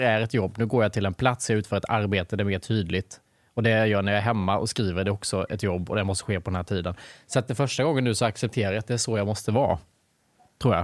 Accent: Värnamo, Jönköping County, Sweden; jag kommer från Värnamo, från ett hem där man jobbar 8 till 17 måndag till fredag

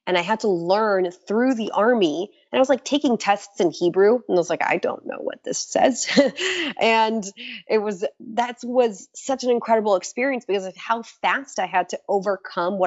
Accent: Florida, United States; also born or lived in Israel; I was born in Israel, and I was born there and I moved to Florida when I was 6

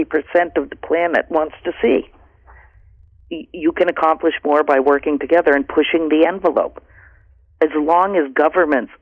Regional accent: Vermont, United States; There's a 350 Vermont in my home state that I participate

